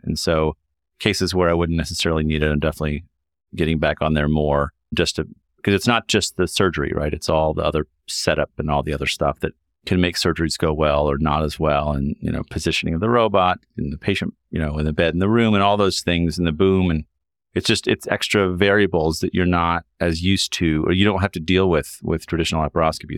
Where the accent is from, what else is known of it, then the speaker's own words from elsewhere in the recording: Kentucky, United States; moved away as an adult; also born or lived in Chicago, Illinois; I'm from Kentucky and did my medical school at University of Kentucky